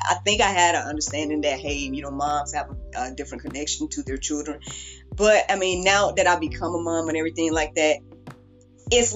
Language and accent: English; the South, United States; I'm from the South